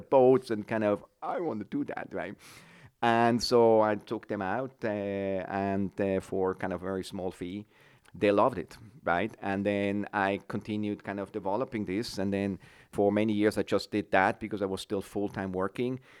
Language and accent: English; Switzerland; moved away as an adult; now in San Francisco Bay Area, United States; I'm Swiss